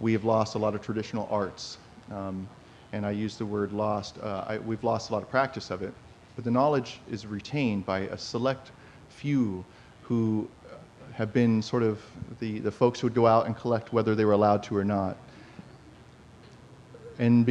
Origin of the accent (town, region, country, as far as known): Plumas County, Northern Sierra Nevada, California, United States; born or raised there